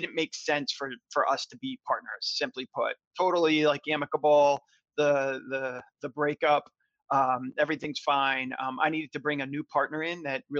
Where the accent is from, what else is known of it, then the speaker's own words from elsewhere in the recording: Florida, United States; moved away as an adult; also born or lived in upstate New York / Los Angeles, California; now in Brooklyn, United States; I'm originally from Florida